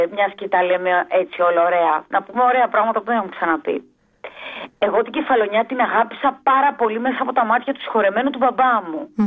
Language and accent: Greek; Athens, Attica, Greece; born there; Εγώ γεννήθηκα στην Αθήνα από γονεί Βέρου κεφαλονίτες.